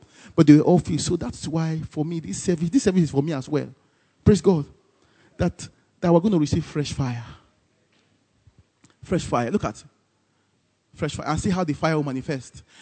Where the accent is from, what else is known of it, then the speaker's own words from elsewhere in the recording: Nigeria; as a Nigerian